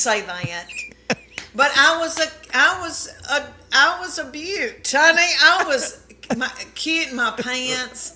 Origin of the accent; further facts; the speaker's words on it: Adams, Tennessee, United States; I was raised in Adams, Tennessee, 500 people